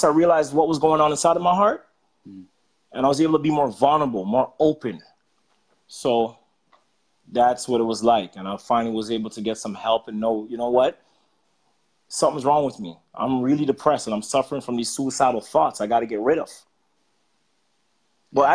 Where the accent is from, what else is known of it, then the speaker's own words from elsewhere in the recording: Jamaica; I was born in Jamaica